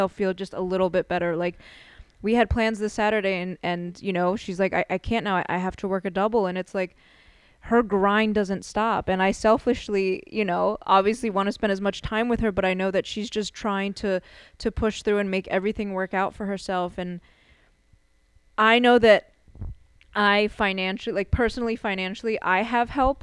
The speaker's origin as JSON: {"language": "English", "town": "Philadelphia", "region": "Pennsylvania", "country": "United States", "said": "we're from Philly"}